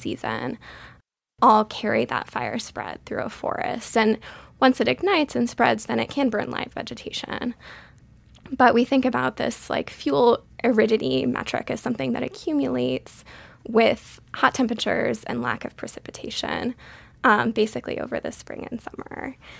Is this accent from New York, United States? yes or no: no; Western Massachusetts, United States; moved away as an adult; also born or lived in Colorado; I grew up in Western Massachusetts in a small town there